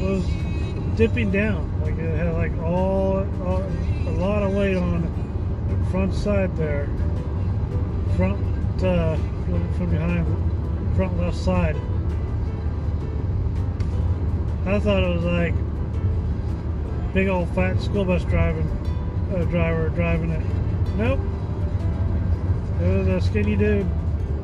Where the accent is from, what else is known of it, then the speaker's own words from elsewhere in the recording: Midwest, United States; I grew up in the Midwest